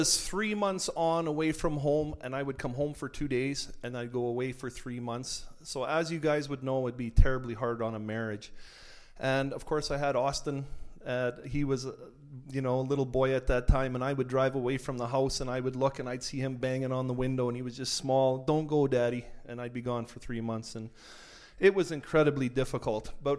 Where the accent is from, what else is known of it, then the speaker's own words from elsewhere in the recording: San Clara, Manitoba, Canada; moved away as an adult; also born or lived in Roblin, Manitoba / United States / McNutt; now in Edmonton, Canada; I was born in Roblin, Manitoba. There are some Roblinites over there. Raised in San Clara.